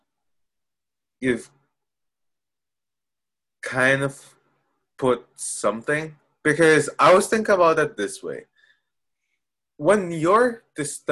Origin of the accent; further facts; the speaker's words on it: Philippines; I'm Filipino